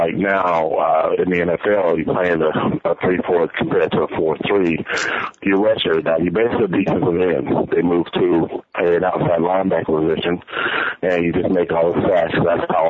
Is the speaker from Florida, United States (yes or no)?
yes; Titusville, Florida, United States; moved away as an adult; also born or lived in Gainesville, Florida / Chicago; my hometown, a little small place in Titusville, Florida.